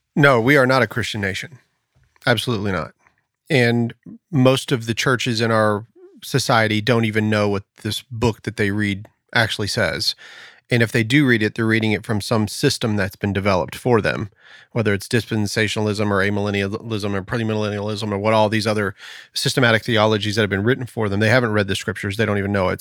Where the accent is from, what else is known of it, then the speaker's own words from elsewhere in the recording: United States; I am an American, and I do have a sense of pride about being an American